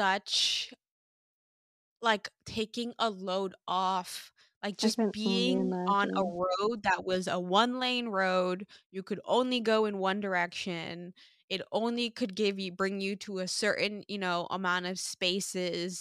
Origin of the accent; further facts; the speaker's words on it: Sint Maarten; now in Toronto, Canada; growing up on Sint Maarten, like we were exposed to growing with nature